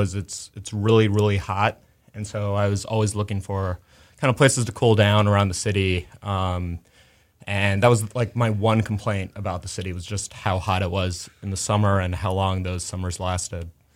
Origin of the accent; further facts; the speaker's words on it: Chicago, Illinois, United States; moved away as an adult; also born or lived in New York; now in Houston, United States; I grew up in Chicago